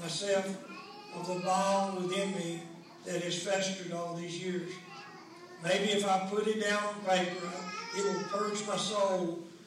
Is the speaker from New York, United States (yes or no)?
no; Omaha, Nebraska, United States; I was raised here in Naples and Omaha